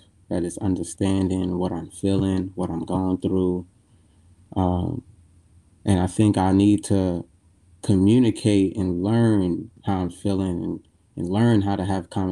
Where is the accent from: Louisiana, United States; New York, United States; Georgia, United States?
New York, United States; New York City; I am from Brooklyn